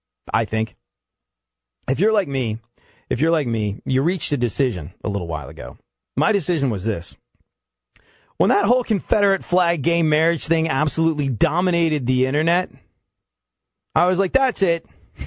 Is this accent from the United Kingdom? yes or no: yes; England, United Kingdom; And I remember being a kid growing up in England and realizing for the first time that maybe things were a little different.